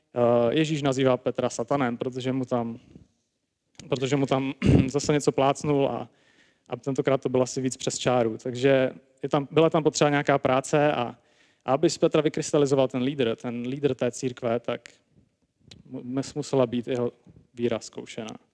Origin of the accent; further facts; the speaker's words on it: Prague, Czechia; jsem teda sám z Prahy